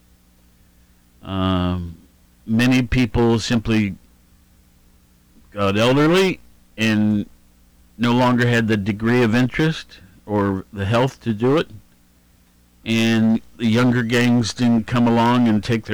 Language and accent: English; Columbus, Ohio, United States; also born or lived in Honolulu, Hawaii; now in Athens, United States; I was raised originally in Worthington or Columbus